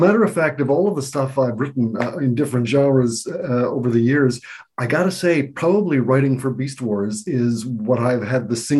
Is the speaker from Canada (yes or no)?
yes; Canada; So I was foisted on Bob to begin with as the token Canadian writer.